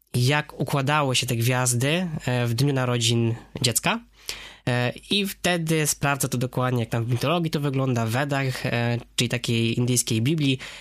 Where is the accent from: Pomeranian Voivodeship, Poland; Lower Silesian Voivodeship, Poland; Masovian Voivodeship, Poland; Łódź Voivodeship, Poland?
Lower Silesian Voivodeship, Poland; Wrocław; W zasadzie i Hindus, i Wrocławianin, bo urodziłem się tutaj we Wrocławiu